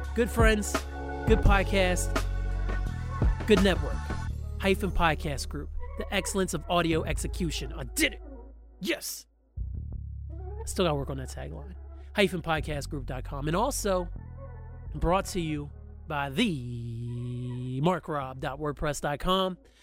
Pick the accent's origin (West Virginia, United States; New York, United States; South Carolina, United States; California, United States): West Virginia, United States; Hampshire County; I grew up in Hampshire County, West Virginia, a mostly white county.